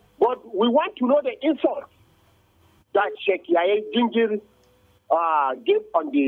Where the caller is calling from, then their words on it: Bukuru, Plateau, Nigeria; I'm calling from Bukuru right now.